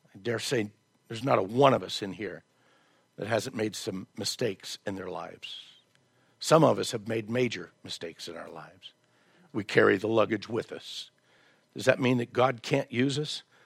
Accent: the South, United States; moved away; I was raised in the South.

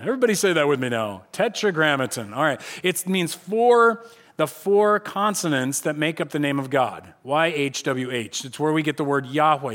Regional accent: United States; I'm an American

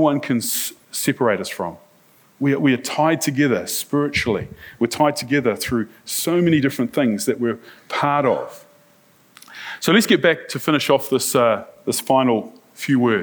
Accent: New Zealand; I'm from New Zealand. I'm a church minister

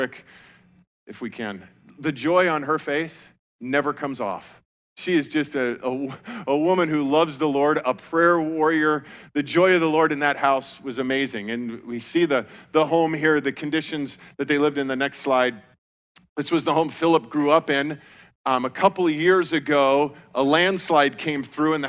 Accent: Colorado, United States; I grew up in Colorado

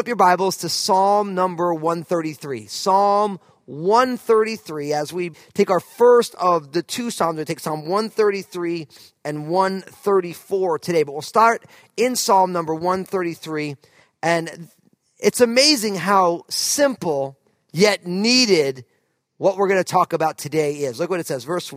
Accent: outside of New York, New Jersey, United States; moved away as an adult; also born or lived in California; now in Pacific Northwest, United States; I grew up outside of New York

